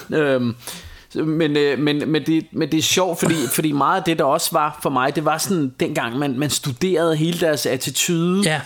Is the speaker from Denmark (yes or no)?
yes; Denmark; jeg er fra Danmark